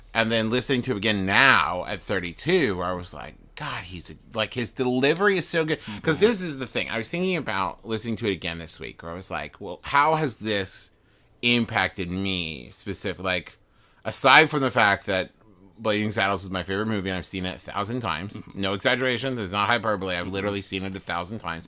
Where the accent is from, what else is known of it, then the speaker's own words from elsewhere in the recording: West Virginia, United States; I was raised in West Virginia